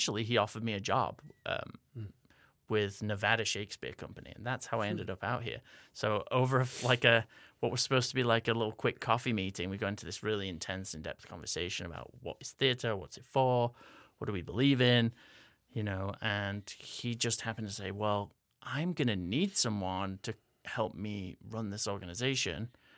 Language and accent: English; England, United Kingdom; accent: American English hybrid; moved away; as you already heard. I am originally from England, hence having this weird American English hybrid accent that I'm talking to you in. I grew up in Northern England.